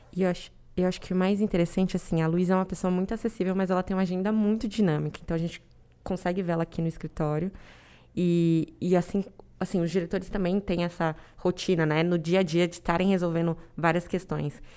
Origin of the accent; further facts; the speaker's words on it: Araçoiaba da Serra, São Paulo, Brazil; moved away as an adult; now in São Paulo, Brazil; Eu sou do interior de São Paulo, de Araceaba da Serra, uma cidade muito pequenininha.